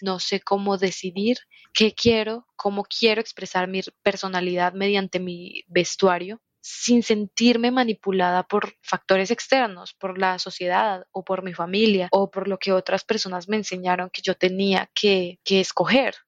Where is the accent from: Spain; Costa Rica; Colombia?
Colombia; Soy de Colombia y tengo 22 años